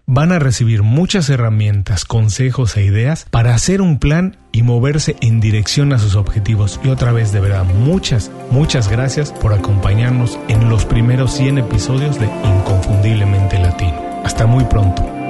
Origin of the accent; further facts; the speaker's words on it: Mexico; moved away as an adult; now in Miami, United States; soy mexicano y tengo 12 años viviendo en Miami. En México trabajaba